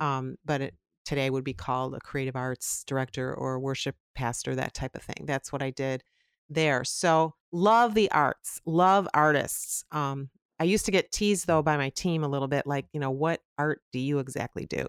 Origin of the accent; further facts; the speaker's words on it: Chicago, Illinois, United States; I grew up in the Chicago area, the suburbs, very close to O'Hare Airport